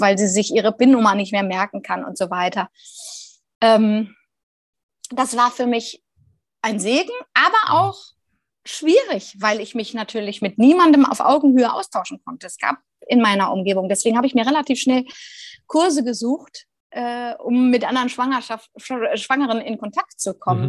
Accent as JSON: {"language": "German", "region": "Rhineland", "country": "Germany", "said": "Jetzt bin ich ja auch Rheinländerin"}